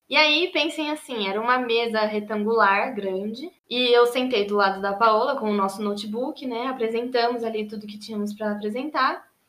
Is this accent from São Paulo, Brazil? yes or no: yes; Jundiaí, São Paulo, Brazil; moved away as an adult; now in São Paulo, Brazil; nasci em Jundiaí, no interior de São Paulo, cresci lá